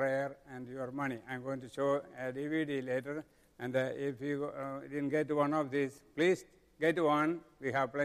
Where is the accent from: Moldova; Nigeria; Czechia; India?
India; Kerala; moved away as an adult; now in Cincinnati, United States; Kentucky state is 3 times bigger than my home state.